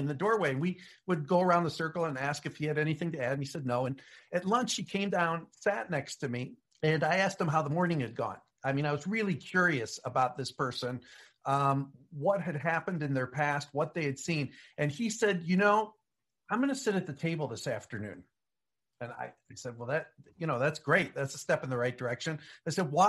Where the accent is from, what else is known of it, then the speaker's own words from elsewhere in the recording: United States; I'm an American